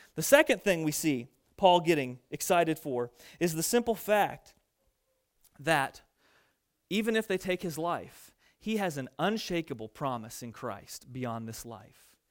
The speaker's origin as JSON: {"language": "English", "town": "Fairfield", "country": "United States", "tie": "born or raised there", "said": "my hometown of Fairfield"}